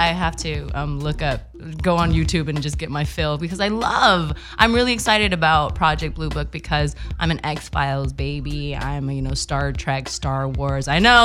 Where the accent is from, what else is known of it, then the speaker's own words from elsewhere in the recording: Samoa; growing up in Samoa, we only had our imagination. We only had two, channels on the TV